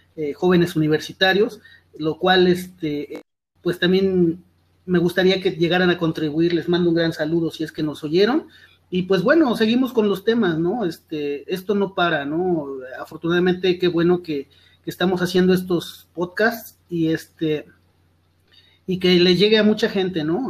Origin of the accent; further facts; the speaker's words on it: Mexico; estamos unidos como, como mexicanos